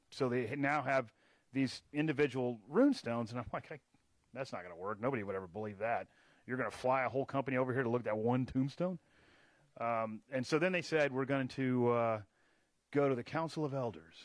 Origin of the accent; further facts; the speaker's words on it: Texas, United States; now in Charleston, United States; I grew up in Texas